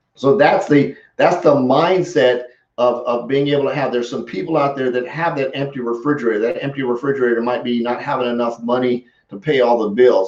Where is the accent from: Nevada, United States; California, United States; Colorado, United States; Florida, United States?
Colorado, United States; growing up in Colorado